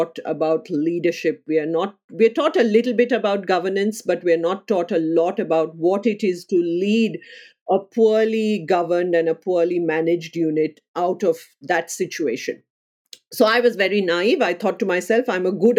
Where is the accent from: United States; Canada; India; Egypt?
India; moved away as an adult; also born or lived in United Kingdom; now in Melbourne, Australia; I would identify as an Indian first and Australian next